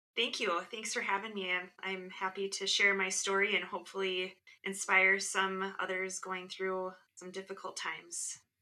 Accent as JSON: {"language": "English", "region": "Midwest", "country": "United States", "tie": "born or raised there", "said": "I, am an only child and I grew up in the Midwest"}